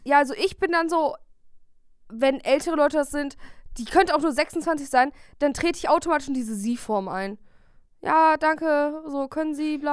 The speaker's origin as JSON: {"language": "German", "town": "Bielefeld", "region": "North Rhine-Westphalia", "country": "Germany", "said": "wir kommen ja beide aus Bielefeld"}